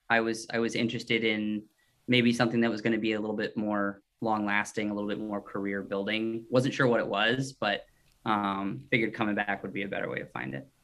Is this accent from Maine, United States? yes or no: yes; Scarborough, Maine, United States; also born or lived in Paraguay / Richmond, Virginia; local guy, I'm from Scarborough, uh, which is a suburb of Portland. Um, you know, went to school there, lived there my whole life.